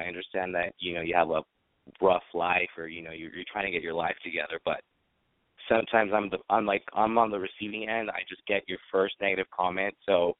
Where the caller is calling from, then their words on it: San Francisco, California, United States; I'm 22. I'm calling from San Francisco.